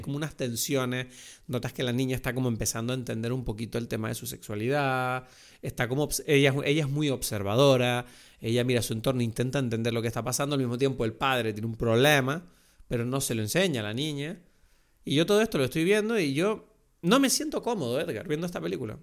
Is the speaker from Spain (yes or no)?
yes; Lanzarote, Canary Islands, Spain; yo crecí en Lanzarote, en un entorno turístico.